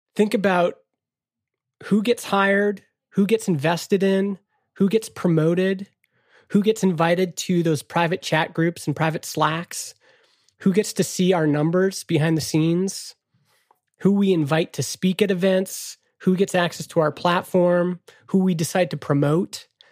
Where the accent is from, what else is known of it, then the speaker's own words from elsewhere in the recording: Canada; I'm Canadian